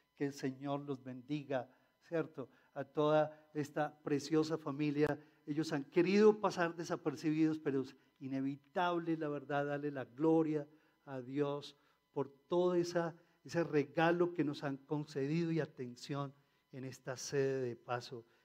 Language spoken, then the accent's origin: Spanish; Colombia; como colombianos